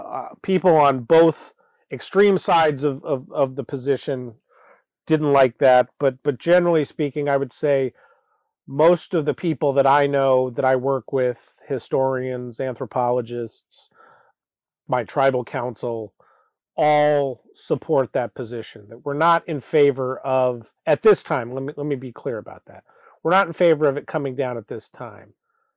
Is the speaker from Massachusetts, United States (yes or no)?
no; Anchorage, Alaska, United States; And for me, growing up in Anchorage, it certainly was a symbol of Anchorage